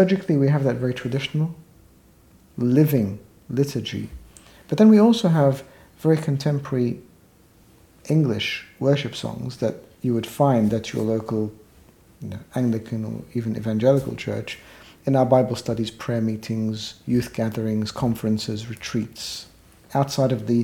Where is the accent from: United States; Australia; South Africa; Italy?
Australia; moved away as an adult; also born or lived in Egypt / United Kingdom; now in London, United Kingdom; I was born in Egypt, and we migrated as a family to Australia, where I lived all my childhood, adolescent life, my early adult years